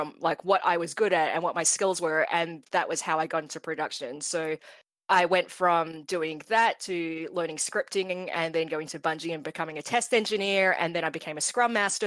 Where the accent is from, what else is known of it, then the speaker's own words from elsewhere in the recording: Australia; moved away; I'm Australian, and you can do law as an undergrad there